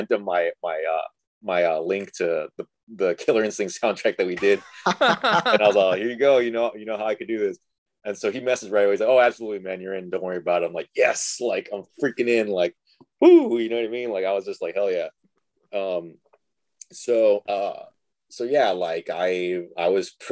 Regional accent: Rio Grande Valley, Texas, United States; I'm from Rio Grande Valley

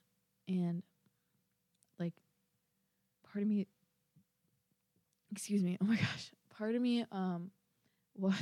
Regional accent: Minnesota, United States; I'm from Minnesota. I am from the Minnesota

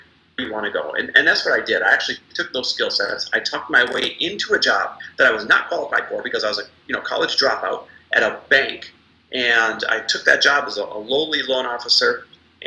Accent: Midwest, United States; I am Midwest born and raised

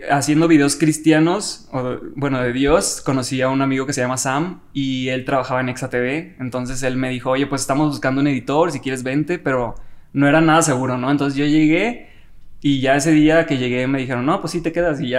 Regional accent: Los Mochis, Sinaloa, Mexico; moved away as an adult; now in Mexico City, Mexico; Soy de Los Mochis.

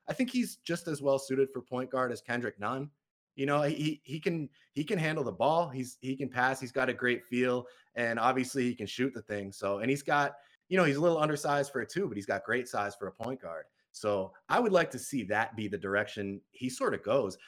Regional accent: Massachusetts, United States; I'm from Massachusetts

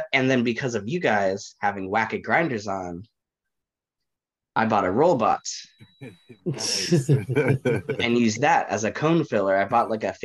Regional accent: Bay Area, California, United States; also born or lived in Chicago; So I'm from California, born and raised. I've lived in the Bay Area for the better part of my life

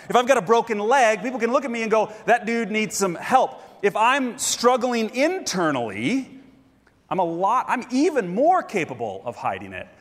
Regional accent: Grand Rapids, Minnesota, United States; moved away; my hometown, Grand Rapids, Minnesota

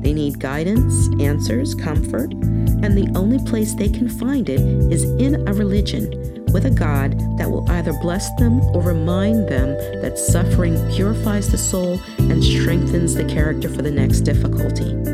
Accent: New York, United States; moved away; I was born and raised in New York, so even though I haven't lived there in over 25 years

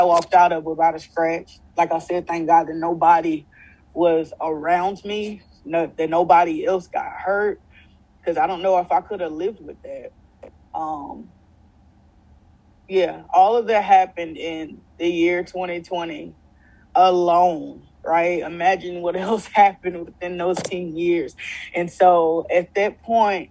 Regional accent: Louisiana, United States; I came home. I came home to Louisiana

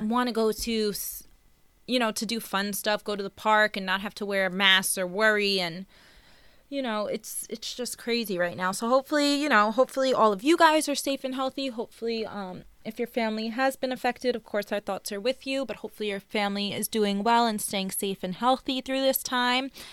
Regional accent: Long Island, Nassau County, New York, United States; We were born and raised in Long Island, um, Nassau County

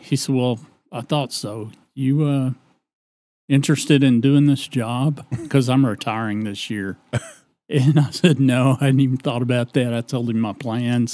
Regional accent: Decatur, Texas, United States; I was born in the Decatur Community Hospital

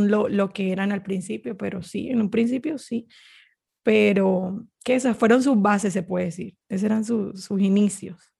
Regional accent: Barranquilla, Atlántico, Colombia; Yo soy de Barranquilla.

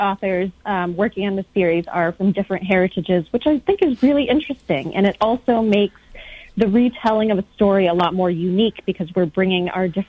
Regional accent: upstate New York, United States; I was born in the U.S. I was born in upstate New York, but both of my parents immigrated over from Vietnam in the mid-70s, and they met and married over here. And my brothers and I were all born in New York.

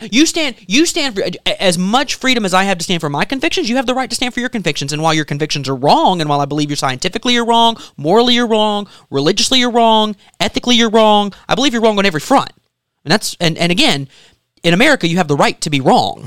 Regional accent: South Carolina, United States; born in South Carolina

